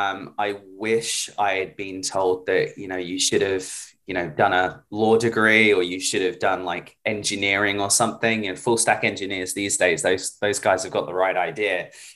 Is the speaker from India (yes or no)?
no; United Kingdom; now in New York, United States; But originally from the UK, moved over here to New York about 7 years ago now.